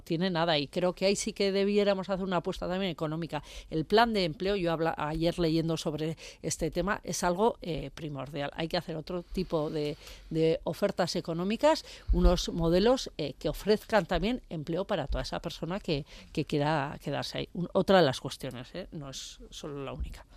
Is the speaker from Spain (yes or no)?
yes; Tierra Estella, Navarre, Spain; now in Pamplona, Spain; yo vengo de la zona de Estella y, bueno, eh, estoy en un pueblo, bueno, soy de un pueblo, que yo vivo aquí en Iruña